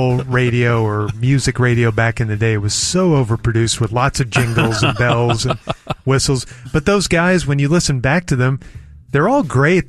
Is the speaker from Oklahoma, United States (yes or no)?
yes; Oklahoma City, Oklahoma, United States; moved away; When I was growing up in Oklahoma City